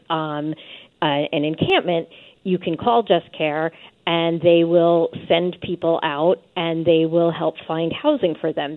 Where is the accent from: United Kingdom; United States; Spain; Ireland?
United States; New York City, New York; I'm from New York City